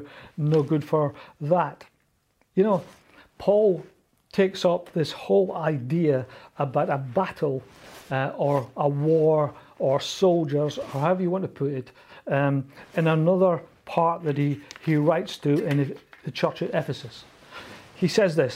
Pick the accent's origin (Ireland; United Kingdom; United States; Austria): United Kingdom; Scotland; accent: Scottish; back then, the more nervous I got, the more Scottish I spoke